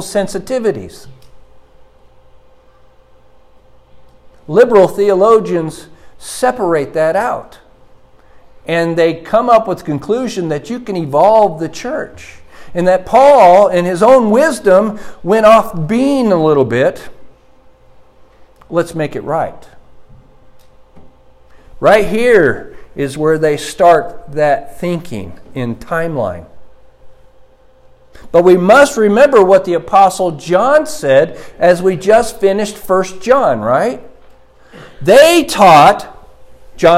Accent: Iowa, United States; moved away; Growing up in Iowa, we are used to dew on the ground

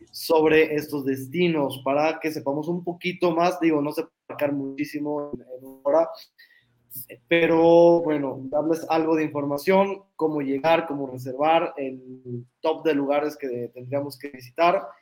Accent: Zapopan, Jalisco, Mexico; nosotros que somos eh, de Guadalajara, bueno, yo de Zapopan, pero zona metropolitana de Guadalajara

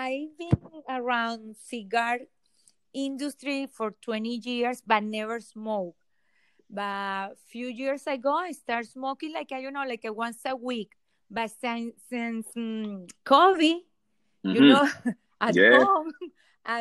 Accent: Venezuela; now in Miami, United States; I'm from Venezuela, but I live in Miami

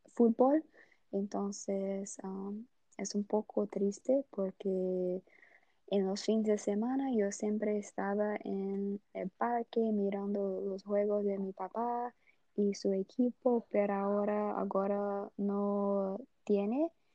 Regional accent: Brazil; Spanish is a second language; moved away; yo soy brasileña

